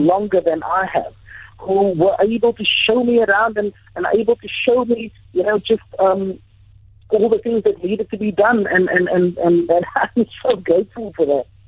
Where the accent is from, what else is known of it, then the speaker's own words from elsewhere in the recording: Cape Town, Western Cape, South Africa; moved away as an adult; also born or lived in Doha, Qatar; now in Turkey; from Cape Town, the city of Cape Town in uh, South Africa